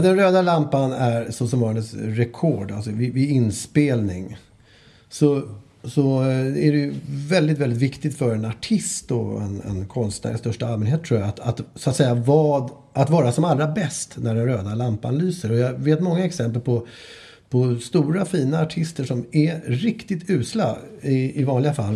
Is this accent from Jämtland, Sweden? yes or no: no; Stockholm, Stockholm County, Sweden; Åsens torg ligger ute i Bromma och där, det område där jag växte upp.